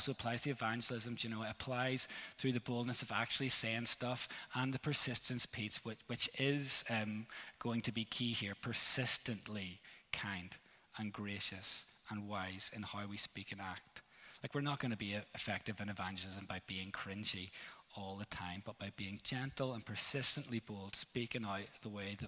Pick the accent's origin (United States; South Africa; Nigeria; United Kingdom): United Kingdom; Northern Ireland; I'm from Northern Ireland